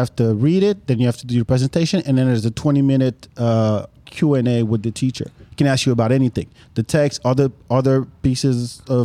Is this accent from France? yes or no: yes; France; English is a second language; moved away as an adult; also born or lived in Austin, Texas; now in United States; I grew up in France